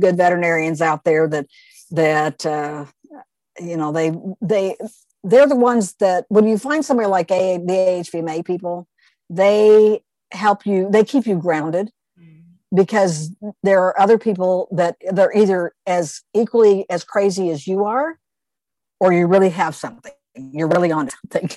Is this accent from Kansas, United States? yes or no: yes; Wichita, Kansas, United States; from my hometown, Wichita, Kansas